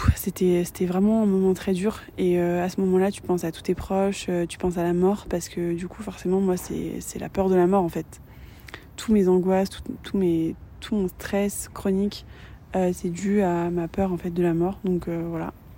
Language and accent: French; France